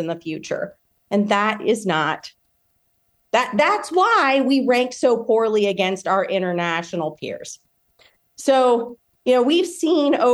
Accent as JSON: {"language": "English", "region": "Louisiana", "country": "United States", "tie": "born or raised there", "said": "my home state of Louisiana"}